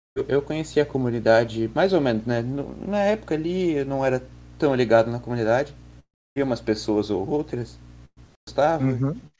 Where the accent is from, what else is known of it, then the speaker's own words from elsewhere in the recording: Santa Catarina, Brazil; Eu sou de Santa Catarina